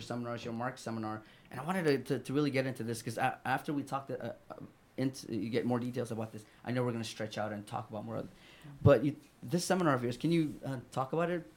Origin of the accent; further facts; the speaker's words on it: Yap, Micronesia; I grew up in Yap, and my grandma would spank me